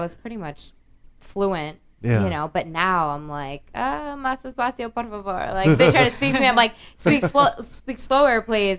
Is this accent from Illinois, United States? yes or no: yes; Chicago, Illinois, United States; moved away; I'm originally from Chicago.